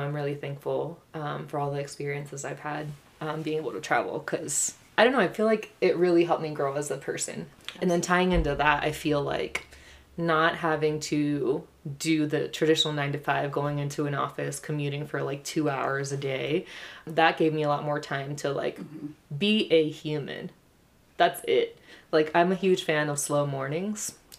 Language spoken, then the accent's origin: English; Puerto Rico; now in United States; I'm from Puerto Rico. So just, I feel like we have that exposure to something else.